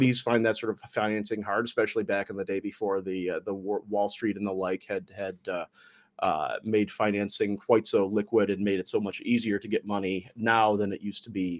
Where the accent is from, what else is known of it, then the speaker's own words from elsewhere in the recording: Detroit, Michigan, United States; my hometown of Detroit